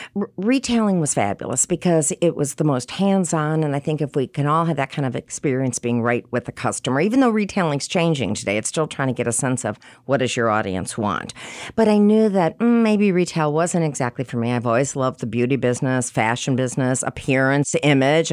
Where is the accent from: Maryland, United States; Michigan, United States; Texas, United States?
Michigan, United States; moved away as an adult; now in New York City, United States; I'm from Michigan.